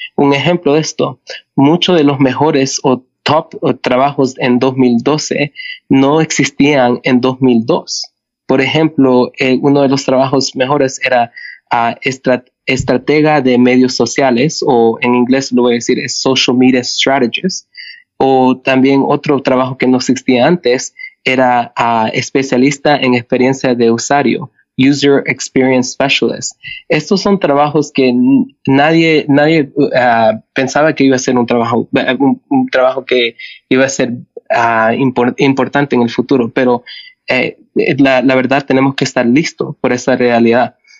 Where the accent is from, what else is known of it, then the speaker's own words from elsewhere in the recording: Canada; also born or lived in El Salvador; Yo nací en El Salvador y llegué a Canadá con, cuando tenía seis años con mi familia. Entonces crecí como canadiense.